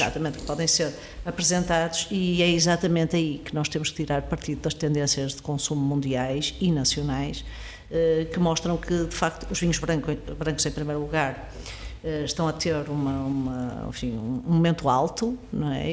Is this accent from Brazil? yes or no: no; Porto, Norte, Portugal; moved away as an adult; eu sou, sou do Porto, cresci no Porto, estudei no Porto